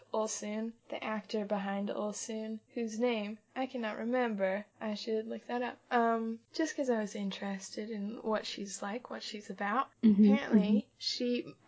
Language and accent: English; United States; We grew up in America